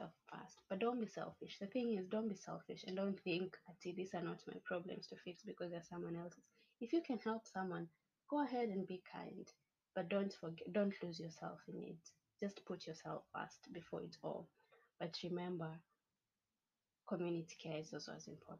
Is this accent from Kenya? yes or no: yes; Kenya; I'm proudly Kenyan